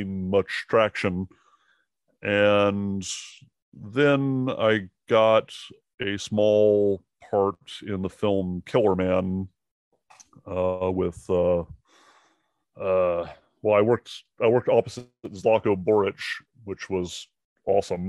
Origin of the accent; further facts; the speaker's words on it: Seattle, Washington, United States; moved away as an adult; now in Savannah, United States; I'm from Seattle originally, so I did a lot of theater and some little indie films there